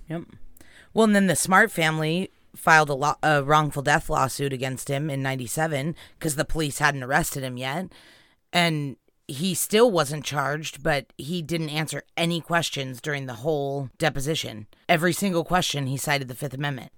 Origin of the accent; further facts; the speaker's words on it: California, United States; where we grew up in California